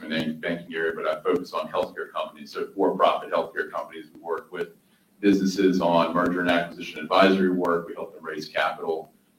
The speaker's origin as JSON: {"language": "English", "town": "Hamlet", "region": "North Carolina", "country": "United States", "tie": "born or raised there", "also_born_or_lived": "Iran / New York", "said": "a small rural town in North Carolina called Hamlet, North Carolina, which is where we moved, which is about 2 hours, 2.5 hours from Charlotte, the east. And we moved to this small rural town, family of Persians"}